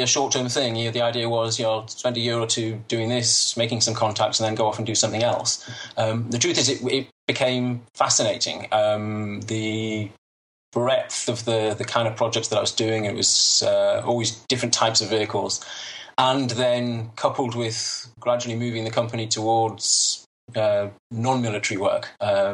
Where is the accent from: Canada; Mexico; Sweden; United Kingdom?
United Kingdom; moved away as an adult; now in Israel; I was born in Israel. I grew up in Britain, as you can probably hear.